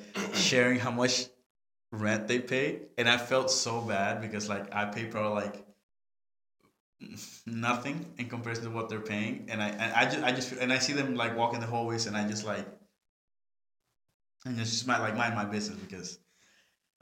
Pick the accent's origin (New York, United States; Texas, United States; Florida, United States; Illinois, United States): New York, United States; New York City; I'm a New Yorker through and through